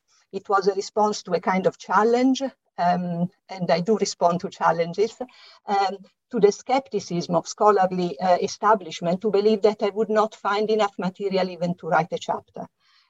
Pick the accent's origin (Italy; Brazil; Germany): Italy; English is a second language; And as you can hear from my slight accent, I'm Italian, and it is here that I lived through the exciting 1970s with plenty of youth movements